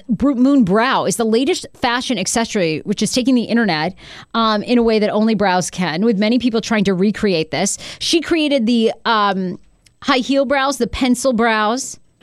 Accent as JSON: {"language": "English", "region": "New England", "country": "United States", "tie": "born or raised there", "said": "Welcome to growing up in New England. That's why you start smoking at like 14."}